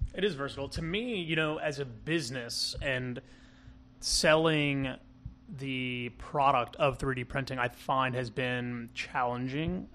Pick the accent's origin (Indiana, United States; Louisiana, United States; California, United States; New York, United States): Louisiana, United States; Kenner; I grew up in Kenner, uh, Kenner, Louisiana, and, um, I'm a, I'm a Jefferson Parish kid at heart